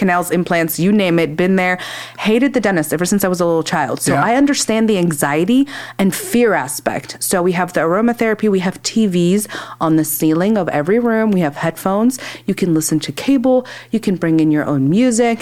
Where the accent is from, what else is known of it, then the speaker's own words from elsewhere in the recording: Northern Kentucky, United States; moved away as an adult; also born or lived in Louisville, Kentucky; now in Centerville, United States; I grew up in Northern Kentucky